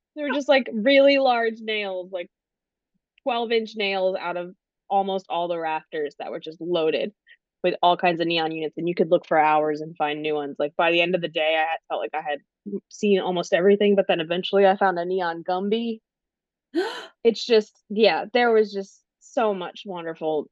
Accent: Delaware, United States; also born or lived in Arkansas; now in Durham, United States; I'm originally from Delaware, so been an East Coaster all but four years of my life when I did a brief stint to Arkansas

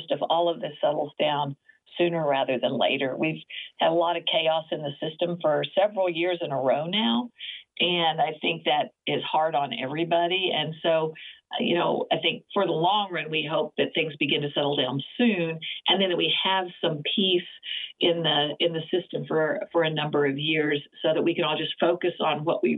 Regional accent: Oklahoma, United States; moved away; also born or lived in West Coast; I grew up being in Oklahoma

